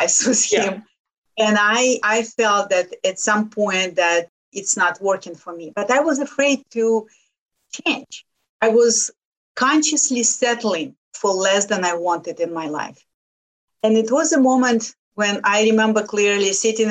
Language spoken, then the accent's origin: English; Lithuania; English is a second language; moved away as an adult; now in United States; I came from Lithuania